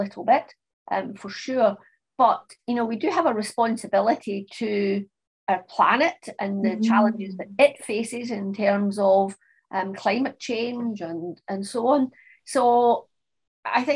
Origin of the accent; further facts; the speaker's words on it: Scotland, United Kingdom; also born or lived in France / Australia; I'm obviously Scottish, and I've lived in Scotland all of my life, apart from a couple of lengths of time where I lived and worked in France and in Australia